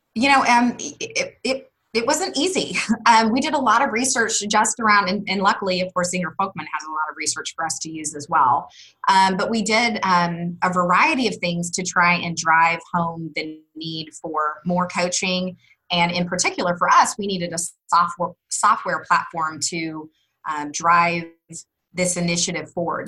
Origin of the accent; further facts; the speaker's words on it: Wichita, Kansas, United States; moved away as an adult; now in Austin, United States; I'm originally from Wichita, Kansas